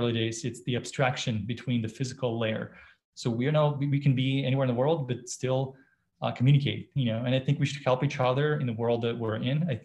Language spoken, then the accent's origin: English; Belarus; now in United States; I was born in Belarus and live in the US and a US citizen